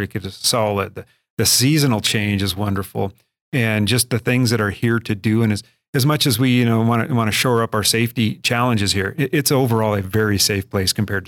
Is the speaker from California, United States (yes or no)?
no; Miles City, Montana, United States; now in Billings, United States; I grew up in Miles City.